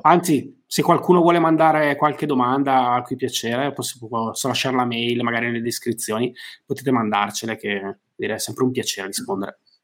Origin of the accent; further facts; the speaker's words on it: Brescia, Lombardy, Italy; essendo bresciano